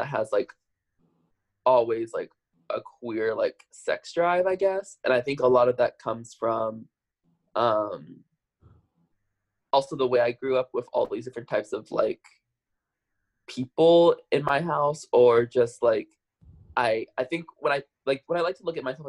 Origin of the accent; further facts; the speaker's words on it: Omaha, Nebraska, United States; moved away as an adult; also born or lived in New York; born and raised there